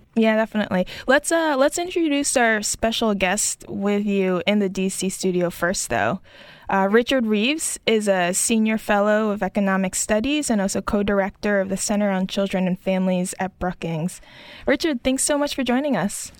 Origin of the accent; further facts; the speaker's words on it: Tokyo, Japan; joining from my hometown of Tokyo